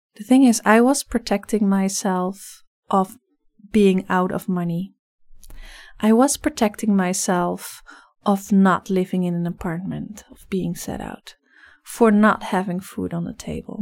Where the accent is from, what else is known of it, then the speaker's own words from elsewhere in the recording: Netherlands; English is a second language; moved away as an adult; now in Vancouver, Canada; I'm originally from the Netherlands, so you'll probably hear a slight accent in my voice. I came here about four years ago